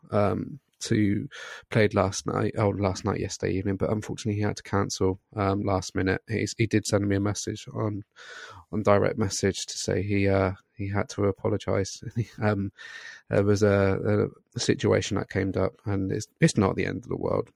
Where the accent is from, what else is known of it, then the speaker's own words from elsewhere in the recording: Scotland, United Kingdom; I'm Scottish